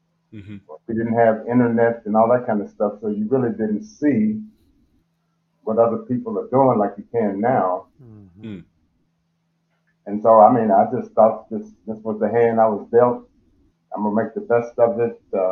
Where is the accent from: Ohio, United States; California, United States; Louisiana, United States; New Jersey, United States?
Ohio, United States; Cleveland; I lived on the east side in Cleveland.